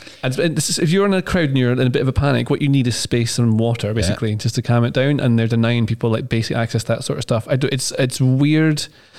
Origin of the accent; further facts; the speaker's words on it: Scotland, United Kingdom; I get to say I'm Scottish